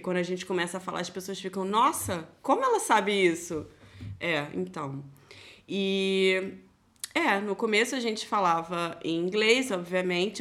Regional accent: Nova Iguaçu, Rio de Janeiro, Brazil; moved away as an adult; now in Germany; Eu venho da caravana do Rio de Janeiro. Alô, o Uhu Nova Iguaçu

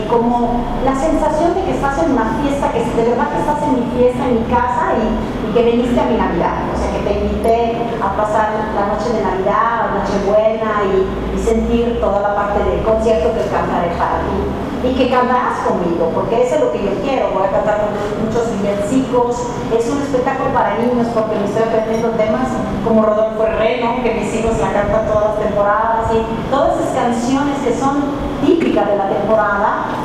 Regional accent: Italy; now in Mexico; No he ido en Italia desde que mi mamá me dejó, porque yo asociaba mucho el regreso a mi país como regreso a sus brazos.

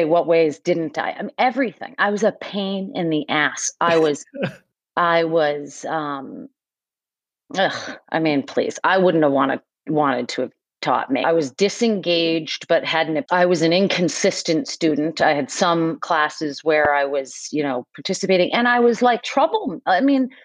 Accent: Westwood, Massachusetts, United States; I grew up like in a suburb outside of Boston, Mass, and called Westwood

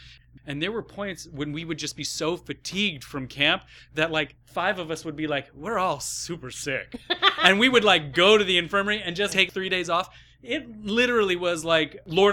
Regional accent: Ohio, United States; I grew up in Ohio.

